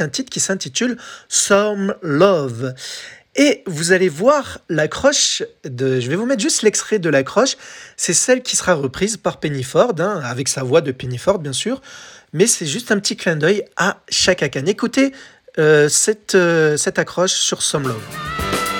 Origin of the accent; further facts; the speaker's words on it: France; chez nous, en France